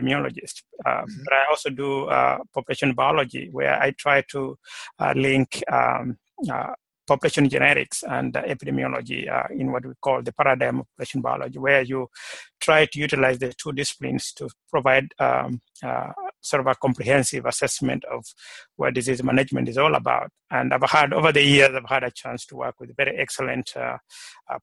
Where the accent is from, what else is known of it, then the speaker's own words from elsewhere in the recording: Kenya; moved away as an adult; also born or lived in Georgia, United States; now in North Carolina, United States; originally I'm from Kenya. I was born in Kenya